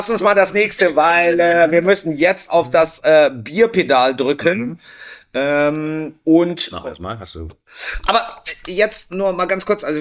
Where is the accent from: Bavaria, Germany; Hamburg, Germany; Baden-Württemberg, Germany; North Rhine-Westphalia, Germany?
Bavaria, Germany; Bamberg; aus meiner Heimat aus Bamberg.